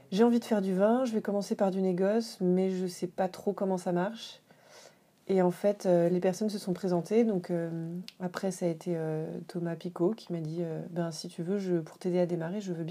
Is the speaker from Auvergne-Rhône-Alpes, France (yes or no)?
no; Dijon, Bourgogne-Franche-Comté, France; moved away as an adult; also born or lived in Paris / Le Havre; Mais, euh, non, moi je suis née à Paris. Ensuite, on a vécu un peu au Havre. Et ensuite, j'ai fait ma scolarité collège-lycée à Dijon.